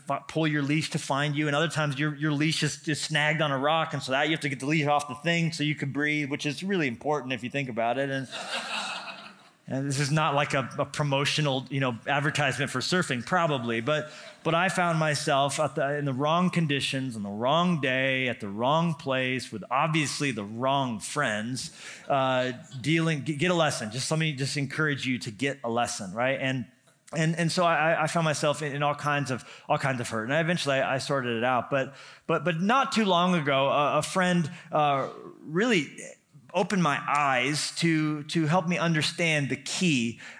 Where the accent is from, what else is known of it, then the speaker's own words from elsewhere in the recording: New Mexico, United States; also born or lived in Colorado; I grew up in New Mexico and Colorado. It's complicated.